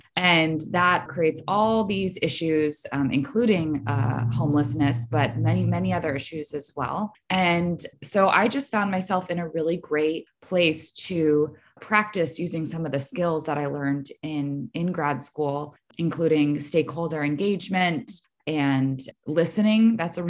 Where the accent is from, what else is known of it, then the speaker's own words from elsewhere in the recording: Portland, Maine, United States; moved away as an adult; now in Santa Cruz County, United States; I am from Portland, Maine.